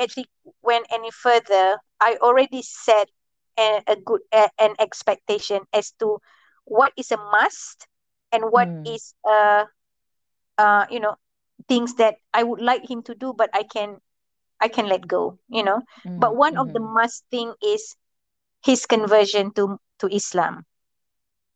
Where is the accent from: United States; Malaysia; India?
Malaysia; I grew up in a village in Malaysia